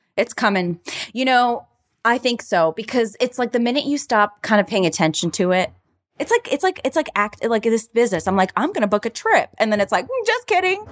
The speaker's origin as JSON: {"language": "English", "region": "Florida", "country": "United States", "moved": "yes", "lives_now": "Los Angeles, United States", "said": "I'm from Florida"}